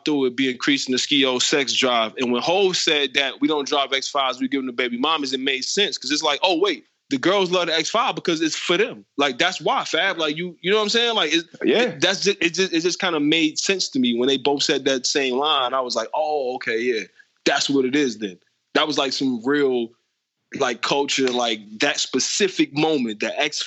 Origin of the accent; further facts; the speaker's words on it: Detroit, Michigan, United States; growing up in Detroit